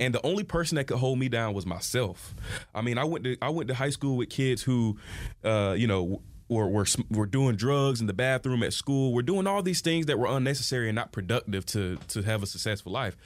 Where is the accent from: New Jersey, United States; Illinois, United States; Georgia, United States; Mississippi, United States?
Georgia, United States; Albany; I grew up in Albany, Georgia